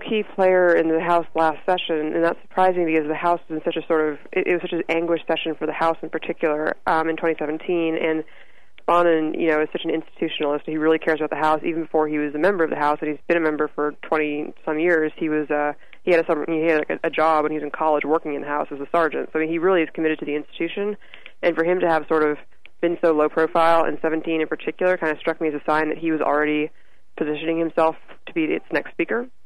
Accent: San Antonio, Texas, United States; I'm from San Antonio

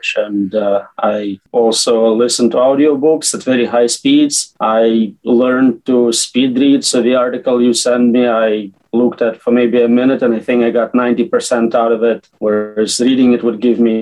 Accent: United States; also born or lived in Latvia; My parents moved, so I came here as a child, and I grew up in US

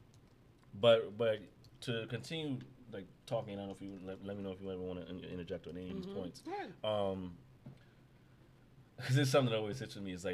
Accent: New York City, New York, United States; born and raised in Brownsville

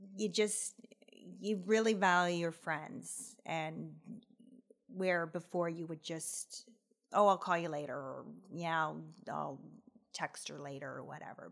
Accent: Aurora, Ontario, Canada; I grew up in Aurora, and I still live there

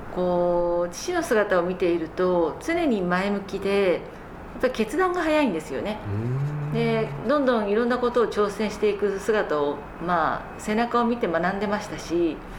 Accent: Tokyo, Japan; also born or lived in Fukaya, Saitama / United States; 私あの東京で生まれるんですけれども

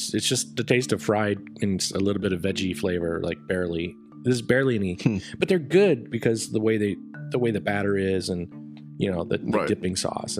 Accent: Wisconsin, United States; moved away; I grew up in Wisconsin

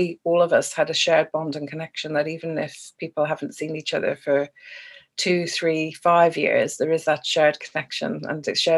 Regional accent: Ireland; I have lived around red post boxes and red buses more than I have green ones, even though I am Irish

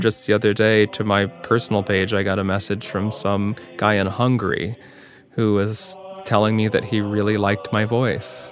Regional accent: Cleveland, Ohio, United States; now in Upper Midwest, United States; I grew up near Cleveland

